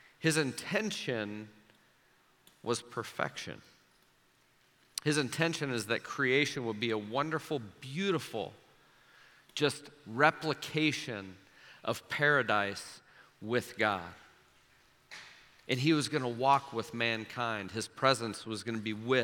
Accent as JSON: {"language": "English", "town": "Omaha", "region": "Nebraska", "country": "United States", "tie": "born or raised there", "said": "when I was 6, 7, 8 years old, growing up in Omaha"}